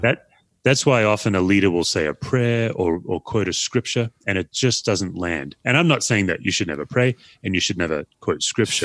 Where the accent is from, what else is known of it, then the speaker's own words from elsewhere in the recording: Australia; now in United States; I'm an Aussie